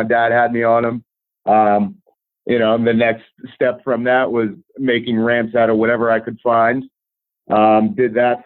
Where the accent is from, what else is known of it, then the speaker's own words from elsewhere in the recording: Pottsville, Pennsylvania, United States; I'm from Pottsville, Pennsylvania originally. That's a coal mining town about like 2 hours northwest of Philadelphia